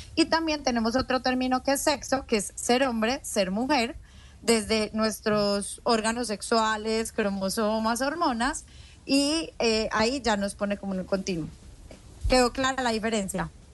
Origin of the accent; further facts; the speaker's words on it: Colombia; yo soy colombiana